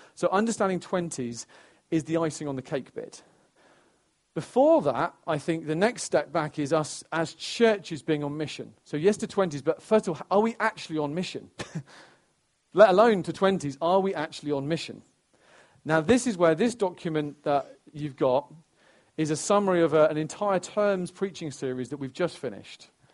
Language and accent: English; Stamford, East Midlands, United Kingdom; my hometown in Stamford, where I'm from, I'm, oh, I care uh, deeply about Stamford and Lincolnshire um, because it's where I'm from